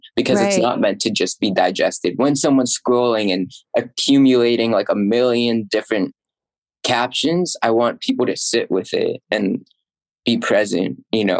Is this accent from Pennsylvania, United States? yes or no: yes; Pennsylvania, United States; moved away as an adult; now in New York, United States; my hometown of Central Pennsylvania. So or not Central Pennsylvania, just Pennsylvania.